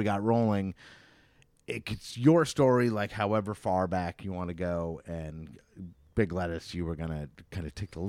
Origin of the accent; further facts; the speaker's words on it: Vermont, United States; also born or lived in Troy, New York; now in Saratoga, United States; I'm from Vermont originally, but 20 something years ago, or maybe 20 years ago, I moved to Troy, and I lived in Troy for like 10 or so years before moving to Saratoga